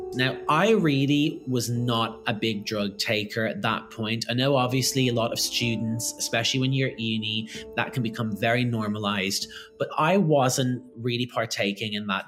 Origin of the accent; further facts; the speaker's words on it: Ireland; I grew up in Ireland